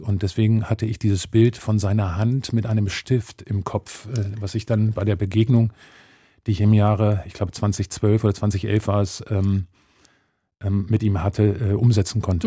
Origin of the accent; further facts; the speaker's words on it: Germany; ich als Deutscher, als Weißer